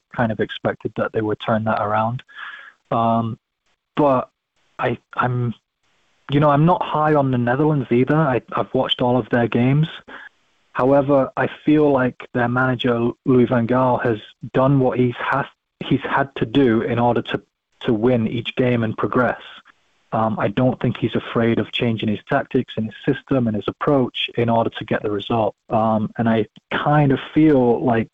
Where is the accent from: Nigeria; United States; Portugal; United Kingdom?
United Kingdom; England; moved away; also born or lived in Scotland; I grew up, I lived in England longer than I lived in Scotland